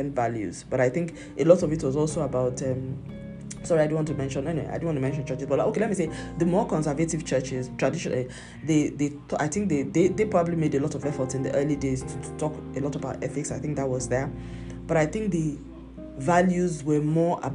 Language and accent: English; Nigeria; moved away; my home country, Nigeria